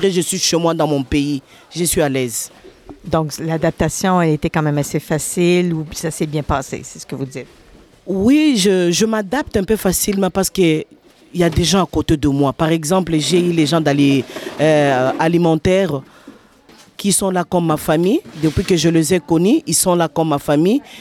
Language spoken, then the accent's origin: French; Republic of the Congo; moved away as an adult; also born or lived in Lachine, Montreal; now in Montreal, Canada; Oh, ça fait aujourd'hui troisième mois. Je suis arrivée au Jeki du Congo, Congo-Brazzaville.